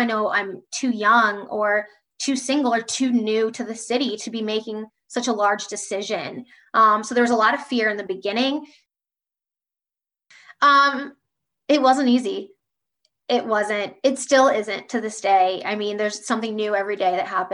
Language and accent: English; Columbus, Ohio, United States; now in Indianapolis, United States; I'm from Columbus, Ohio, living in Indianapolis, loving it. I'm a Midwest girl at heart.